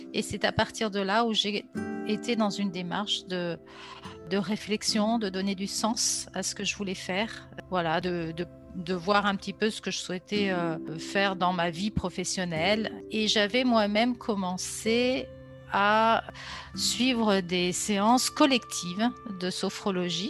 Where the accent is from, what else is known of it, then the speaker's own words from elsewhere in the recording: Grenoble, Auvergne-Rhône-Alpes, France; now in Lyon region, France; je suis originaire de Grenoble et euh, J'habite depuis maintenant plus de 30 ans dans la région lyonnaise